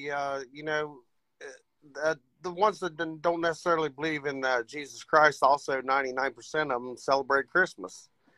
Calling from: Ohio, United States

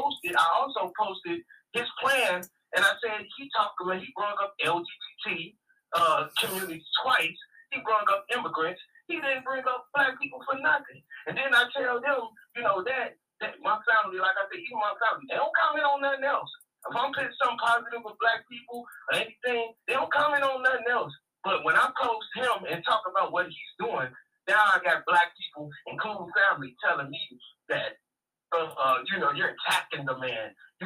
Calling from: Chicago, Illinois, United States; from Chicago.

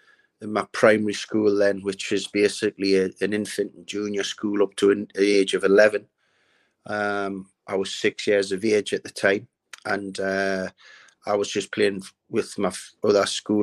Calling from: Liverpool, North West England, United Kingdom; I'm currently in Liverpool at the moment.

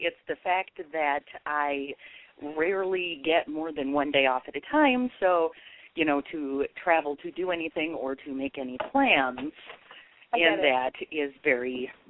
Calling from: Madison, Wisconsin, United States; I'm from Madison, Wisconsin.

